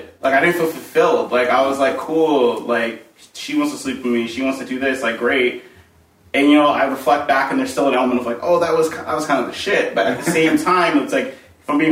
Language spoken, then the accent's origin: English; Hudson Valley, New York, United States; also born or lived in New Orleans, Louisiana / Australia; I was raised here in the Hudson Valley.